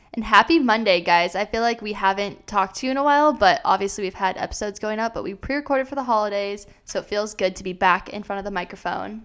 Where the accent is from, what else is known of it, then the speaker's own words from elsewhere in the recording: Des Moines, Iowa, United States; moved away as an adult; also born or lived in Arizona; I grew up in Iowa. I'm from Des Moines, Iowa, and then I moved to Arizona for college